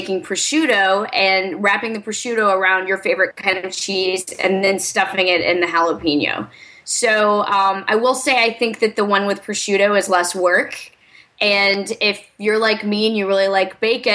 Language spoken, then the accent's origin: English; the South, United States; I'm from the South too, not from Alabama